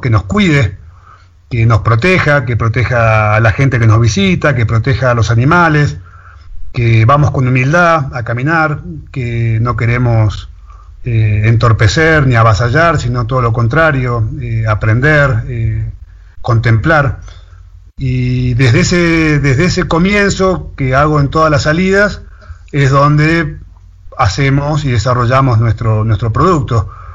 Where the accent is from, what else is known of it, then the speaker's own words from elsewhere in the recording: Buenos Aires, Argentina; moved away as an adult; now in Tilcara, Argentina; yo soy porteño de nacimiento, eh, para el que no sabe qué es ser porteño, es que nací en la ciudad del puerto de Buenos Aires, ahí muy cerca del puerto, eh, literalmente, y viví casi 30 años en Buenos Aires